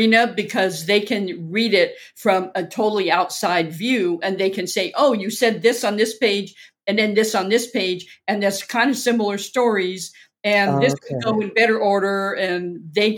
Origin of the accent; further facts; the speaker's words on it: Orange County, Southern California, United States; moved away; also born or lived in Inglewood, California; I'm originally from Southern California. Born in Inglewood. And raised in Orange County